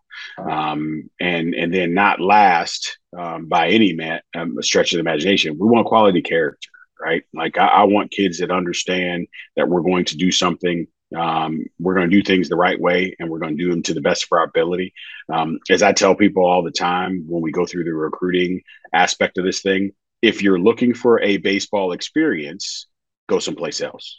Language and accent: English; St. Louis, Missouri, United States; I'm from St. Louis, big Cardinals